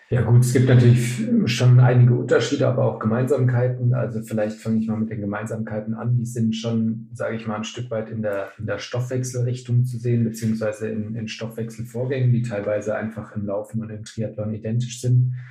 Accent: Würzburg, Bavaria, Germany; moved away as an adult; also born or lived in Cologne; now in Leipzig, Germany; Mittlerweile 31 Jahre alt, ähm, komme gebürtig aus Würzburg, habe in Köln und Leipzig Sportwissenschaften studiert

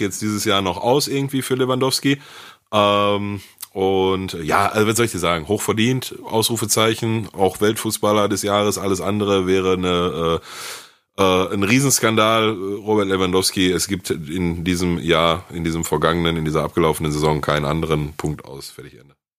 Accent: Ruhr area, North Rhine-Westphalia, Germany; bei uns im Ruhrgebiet

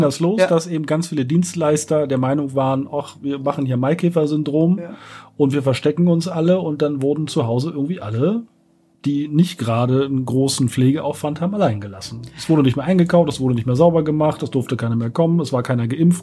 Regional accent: Berlin, Germany; ich komme aus Berlin, bin hier geboren

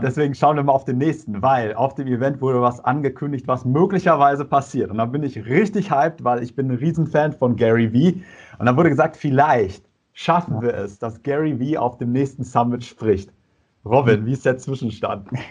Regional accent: North Rhine-Westphalia, Germany; Ich komme aus Nordrhein-Westfalen

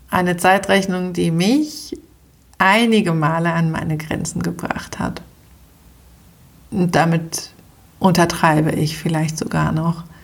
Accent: Switzerland; habe das Abitur oder bei uns in der Schweiz die Matura auch äh, geschafft

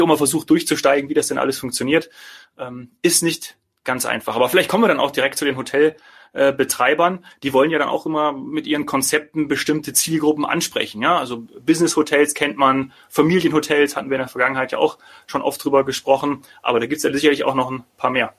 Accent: Bad Arolsen, Hesse, Germany; in meinem Heimatort, in meinem Geburtsort Bad Arolsen

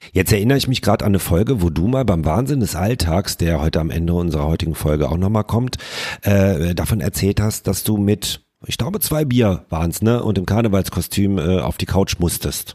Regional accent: Rhineland, Germany; wir kommen ja hier aus dem Rheinland

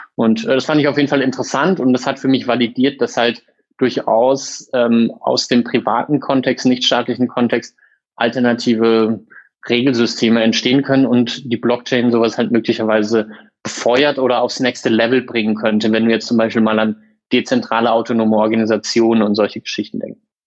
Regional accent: near Freiburg, Baden-Württemberg, Germany; moved away as an adult; also born or lived in Munich; now in Berlin, Germany; ich bin gebürtig aus der Nähe von Freiburg, habe Jura studiert in München und Berlin und in Berlin seit 2014 als Rechtsanwalt äh, tätig

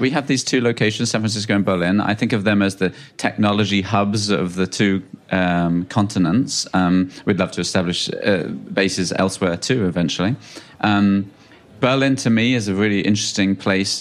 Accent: United Kingdom; I'm from the U K.

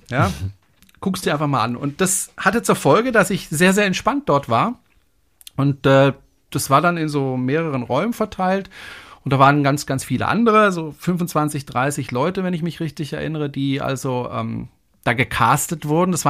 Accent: Freiburg, Baden-Württemberg, Germany; Ich komme ja aus dem Badischen, aus Freiburg. Und mhm. da hm. spricht man ja eigentlich Badisch.

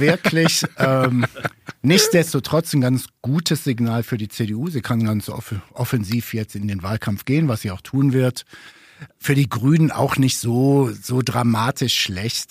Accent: Ruhr area, North Rhine-Westphalia, Germany; ich komme aus dem Ruhrgebiet

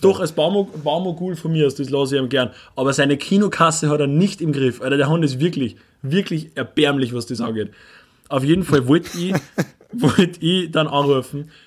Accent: Upper Austria, Austria; wir als, als, als Oberösterreicher, die in einer von den ödesten Städten in Österreich wohnen

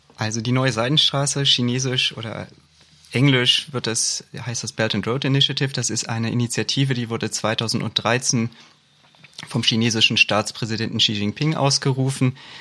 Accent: Hamburg, Germany; Als Hamburger

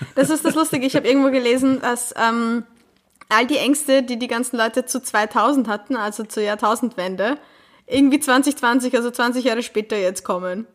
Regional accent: Vienna, Austria; als Wienerin

